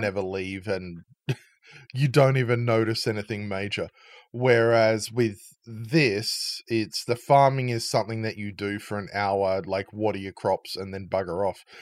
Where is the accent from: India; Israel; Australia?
Australia; my, uh, my home country